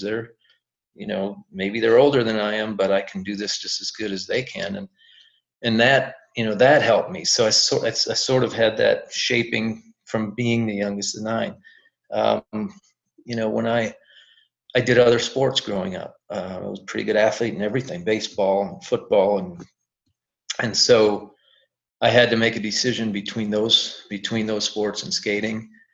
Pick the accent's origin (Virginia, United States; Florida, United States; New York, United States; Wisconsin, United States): Wisconsin, United States; we're from Wisconsin